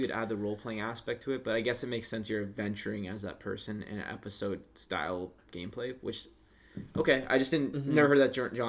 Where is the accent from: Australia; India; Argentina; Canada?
Canada; we're from Canada